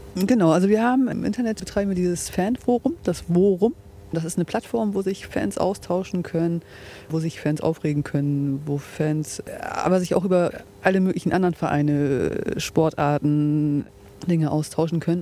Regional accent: Bremerhaven, Bremen, Germany; now in Bremen, Germany; ich komme ursprünglich aus Bremerhaven, wohne aber jetzt mittlerweile in Bremen-Asten

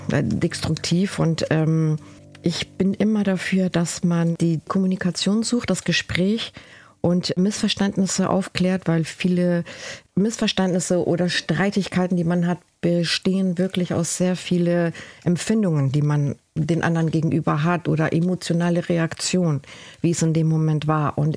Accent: Galicia, Spain; Ich komme aus Galizien. Das ist der Jakobsweg.

